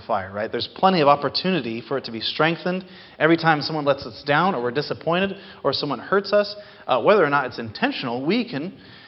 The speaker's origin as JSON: {"language": "English", "town": "Seattle", "region": "Washington", "country": "United States", "tie": "born or raised there", "said": "growing up in Seattle, in the summers in 4th and 5th grade, my mom would often take us and drop us off at Green Lake"}